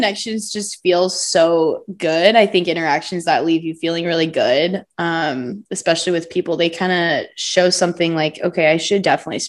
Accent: Kansas City, United States; I'm from Kansas City, grew up here my whole life, ended up going to college at K-State. I am 23 years old.

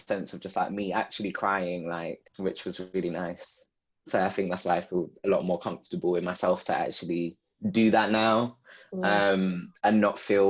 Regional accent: London, United Kingdom; growing up where I've grown up. Growing up in Southeast London.

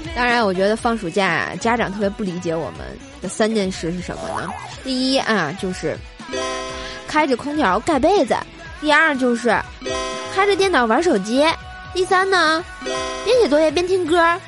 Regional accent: Tianjin, China; 然后我们天津人就说啊

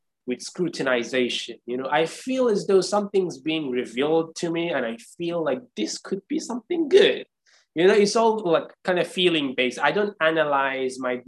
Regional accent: Iran; I'm from Iran. Persian people are prideful people. You know, we had 2,500 years of history of civilization

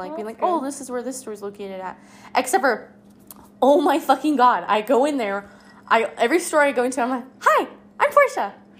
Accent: Colorado, United States; now in Las Vegas, United States; and I'm new, I'm from Colorado.

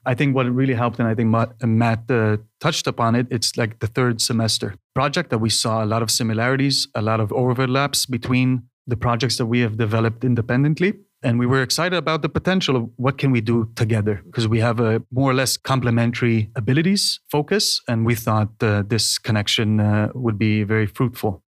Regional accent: Israel; moved away as an adult; now in Denmark; originally from Israel

